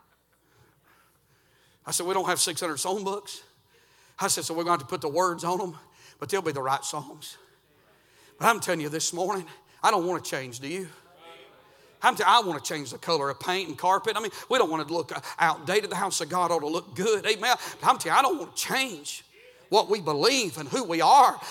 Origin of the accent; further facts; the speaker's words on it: Georgia, United States; I'm actually from Georgia